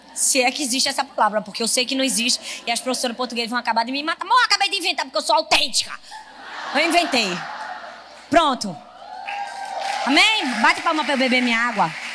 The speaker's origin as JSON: {"language": "Portuguese", "region": "Northeast Region", "country": "Brazil", "said": "eu sou nordestina. E tenho muito orgulho de ser"}